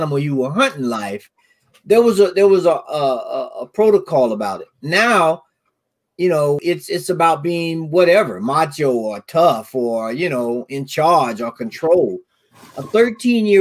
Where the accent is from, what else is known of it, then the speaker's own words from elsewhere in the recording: the South, United States; having grown up in the South